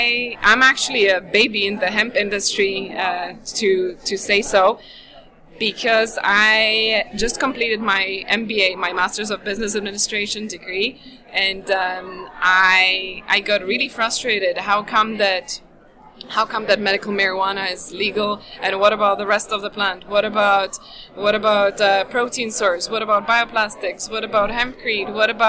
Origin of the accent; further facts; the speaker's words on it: Slovakia; English is a second language; also born or lived in London, United Kingdom; now in Los Angeles, United States; Yes, I live in Los Angeles, but I'm originally from Slovakia.